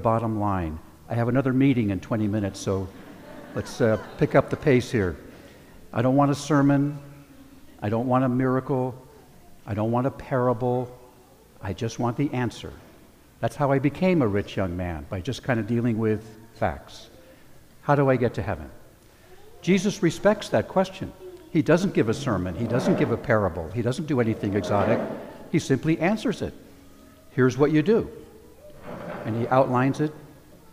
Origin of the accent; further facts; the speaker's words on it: California, United States; also born or lived in New Jersey; I was 9 years old when I moved here to California from New Jersey